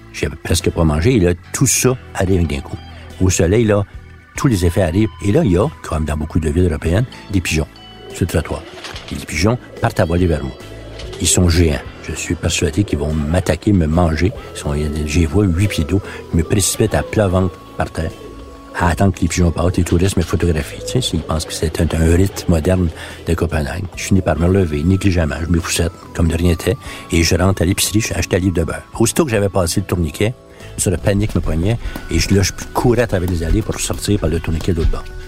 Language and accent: French; Quebec, Canada; first language French; je suis un Canadien, je suis pas un Québécois pour eux